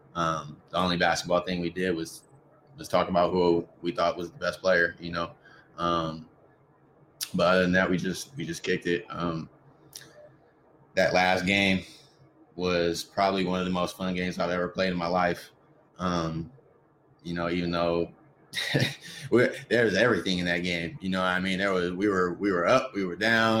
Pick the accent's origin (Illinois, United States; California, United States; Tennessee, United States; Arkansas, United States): California, United States; Riverside; also born or lived in Los Angeles, California / Sacramento, California; I'm from East Riverside, born and raised